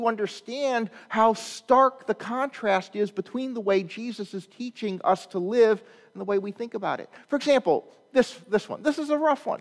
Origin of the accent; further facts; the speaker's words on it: Chicago, Illinois, United States; I'm from Chicago